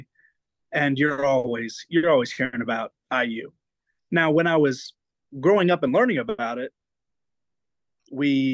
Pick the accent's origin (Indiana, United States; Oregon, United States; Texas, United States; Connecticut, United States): Indiana, United States; Bloomfield; I'm from Bloomfield, Indiana